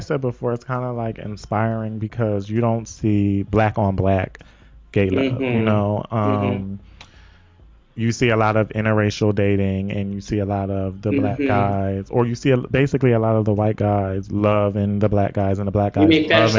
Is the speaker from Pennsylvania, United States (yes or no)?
yes; Philadelphia, Pennsylvania, United States; moved away as an adult; also born or lived in New York; I lived in New York, and then it just was like, because it's kind of like I grew up in Philadelphia